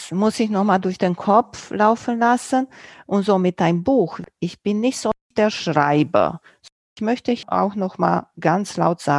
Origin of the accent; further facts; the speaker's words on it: Romania; first language Romanian; German is a second language; Auch nicht in meiner Muttersprache, in Rumänisch.